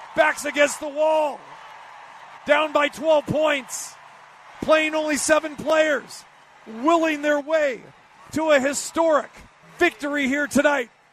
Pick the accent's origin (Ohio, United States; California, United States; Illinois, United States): California, United States; Sacramento; also born or lived in Wisconsin; now in Las Vegas, United States; originally, you know, born and raised in Sacramento